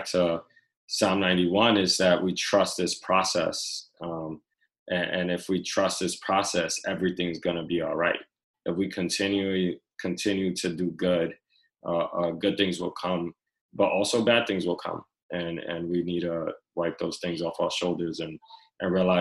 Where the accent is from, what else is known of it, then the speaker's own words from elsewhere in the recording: New York City, New York, United States; I grew up in the Lower East Side